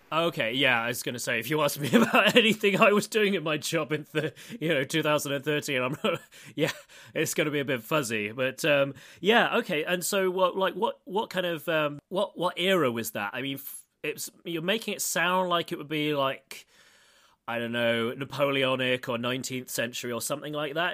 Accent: United Kingdom; now in Moscow, Russia; I'm British

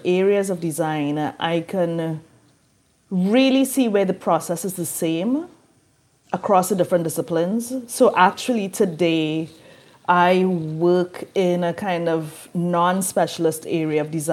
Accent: Trinidad & Tobago; now in New Orleans, United States; I'm from Trinidad and Tobago in the Caribbean, and in that education system, we specialize really early

